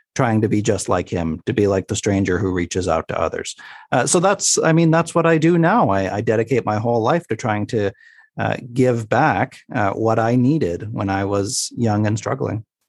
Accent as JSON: {"language": "English", "town": "Sydney", "region": "Nova Scotia", "country": "Canada", "tie": "born or raised there", "said": "my hometown on the East Coast, uh, in Sydney, Nova Scotia"}